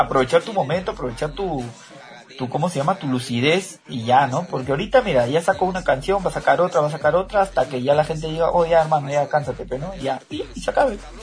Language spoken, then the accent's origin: Spanish; Peru; now in Mexico; estando aquí en México, yo me sentía triste y decía, "Quiero sentirme en mi país"